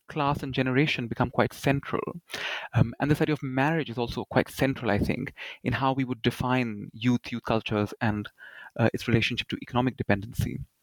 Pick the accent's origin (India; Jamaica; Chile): India; growing up in India as a as a young person